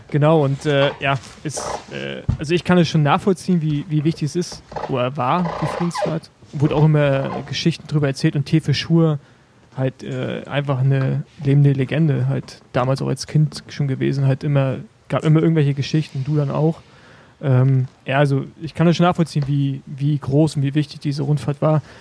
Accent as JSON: {"language": "German", "town": "Rostock", "region": "Mecklenburg-Vorpommern", "country": "Germany", "said": "Ich bin auch Ostdeutscher, komme aus Rostock"}